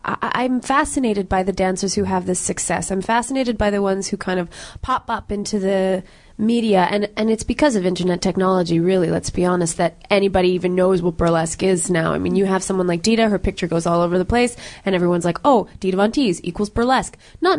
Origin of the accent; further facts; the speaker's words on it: Canada; We're all Canadian performers, and this art form really is an American kind of traditional art form. I mean, we had burlesque here in Montreal in the 20s and 30s, 40s.